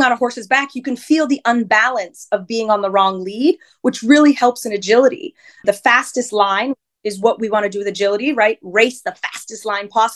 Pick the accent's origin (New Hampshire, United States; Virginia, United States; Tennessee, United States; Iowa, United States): New Hampshire, United States; I grew up in New Hampshire, born and raised